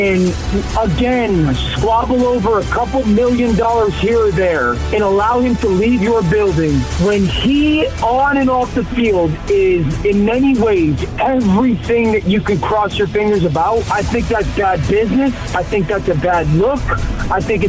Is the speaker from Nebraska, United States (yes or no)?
no; Connecticut, United States; I'm from Connecticut.